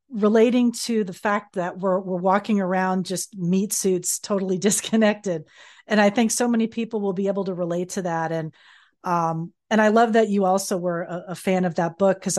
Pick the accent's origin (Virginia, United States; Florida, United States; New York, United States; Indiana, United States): Florida, United States; born or raised there; moved away